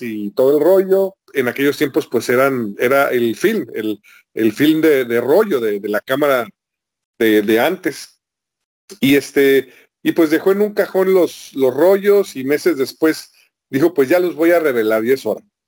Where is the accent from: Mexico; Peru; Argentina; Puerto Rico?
Mexico; Guadalajara, Jalisco; now in Tijuana, Mexico; Esto lo escuché yo todavía viviendo en Guadalajara. Yo estoy ahorita en Tijuana, pero yo soy de Guadalajara.